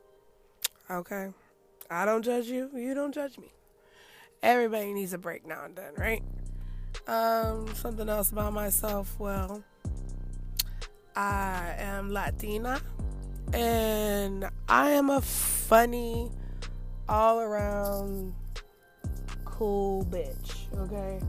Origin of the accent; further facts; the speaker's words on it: Bay Area, California, United States; I'm from the Bay Area